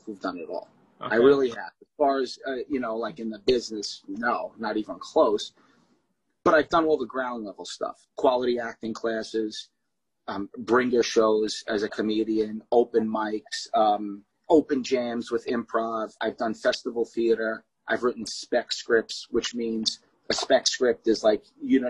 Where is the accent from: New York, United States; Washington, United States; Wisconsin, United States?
New York, United States; New York City; moved away as an adult; also born or lived in Red Bank, New Jersey / Matawan, New Jersey; I was in Staten Island from, I would say, at 3 and a half, 4 years old, so I was there about 30 years